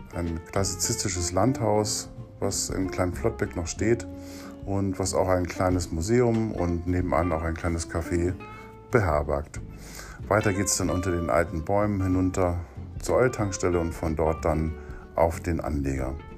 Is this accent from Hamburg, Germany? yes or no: yes; Hamburg, Germany; als Hamburger von Bergen